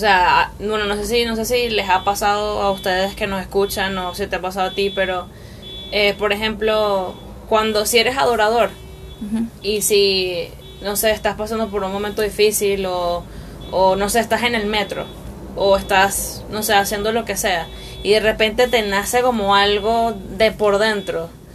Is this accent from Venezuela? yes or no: yes; Barlovento, Miranda, Venezuela; also born or lived in Caracas; yo me crié en Misiones, o sea, me crié en Barlovento. Nací en Caracas, pero llegué de meses a, a de meses a esa a ese lugar.